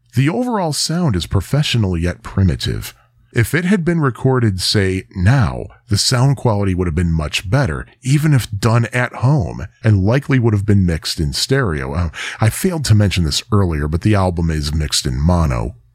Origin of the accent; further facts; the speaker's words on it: Joliet, Illinois, United States; my hometown of Joliet